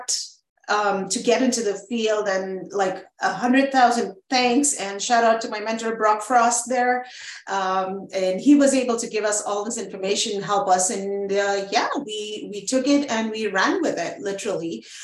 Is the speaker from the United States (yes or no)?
no; Oman; also born or lived in Montreal, Canada / Iran / India; now in Canada; we grew up in Oman, the Sultanate of Oman